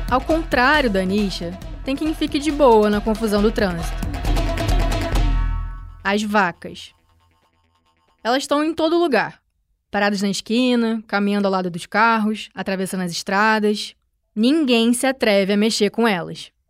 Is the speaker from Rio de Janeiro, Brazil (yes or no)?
yes; Rio de Janeiro, Brazil; olha, que eu venho do Rio de Janeiro.